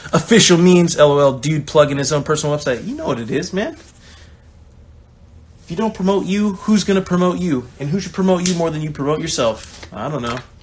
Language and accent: English; Bakersfield, California, United States; moved away; I come from Bakersfield, California. I'm the only person from my town that's made it pro